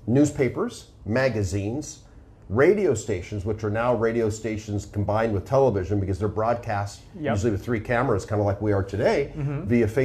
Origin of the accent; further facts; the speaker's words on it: Los Angeles, California, United States; accent: Hollywood accent; I come from Los Angeles, California.